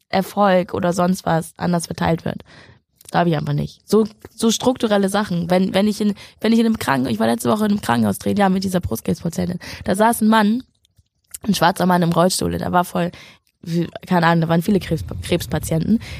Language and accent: German; Schleswig-Holstein, Germany; Ich bin aufgewachsen in Schleswig-Holstein mit Nazis